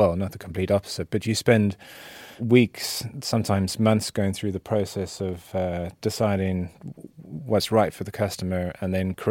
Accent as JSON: {"language": "English", "country": "South Africa", "moved": "yes", "lives_now": "United Kingdom", "said": "I'm originally South African"}